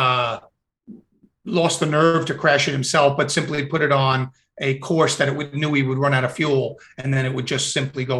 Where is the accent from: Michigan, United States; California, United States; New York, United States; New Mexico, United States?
New York, United States; New York City; I'm a New Yorker, and my brother was NYPD. My dad was already retired from the NYPD.